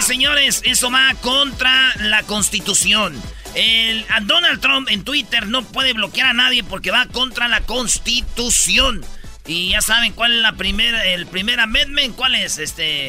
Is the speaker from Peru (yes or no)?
no; Michoacán, Mexico; Somos de Michoacán, nomás pasamos por Guadalajara